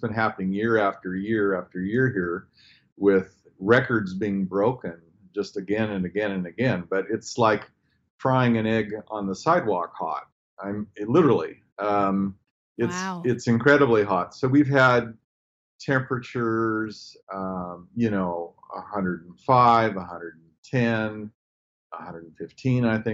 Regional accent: Oregon, United States; moved away as an adult; also born or lived in Latin America; now in Cairns, Australia; I'm from Oregon

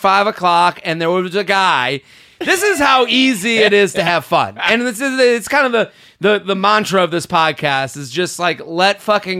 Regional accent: Boston, Massachusetts, United States; I'm from Boston

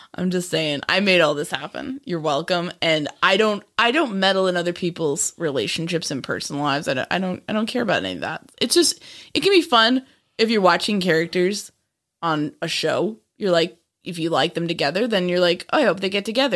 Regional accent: Bronxville, New York, United States; Bronxville, New York

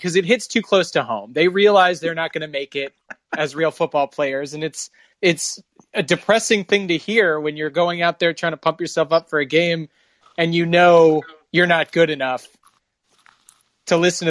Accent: Kansas, United States; moved away; I'm from Kansas, so we did backyard wrestling while you guys were playing football.

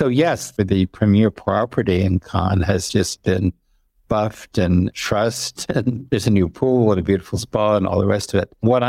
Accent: Connecticut, United States; now in Paris, France; when I was a kid growing up in Connecticut

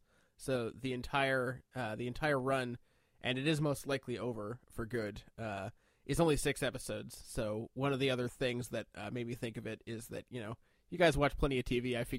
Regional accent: Canada; I'm Canadian.

